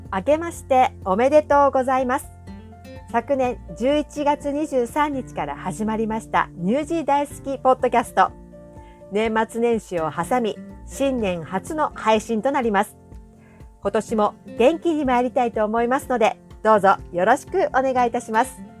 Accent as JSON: {"language": "Japanese", "country": "Japan", "tie": "born or raised there", "also_born_or_lived": "Queenstown, New Zealand", "moved": "as an adult", "lives_now": "Auckland, New Zealand", "said": "日本は言うまでもなく生まれ故郷です"}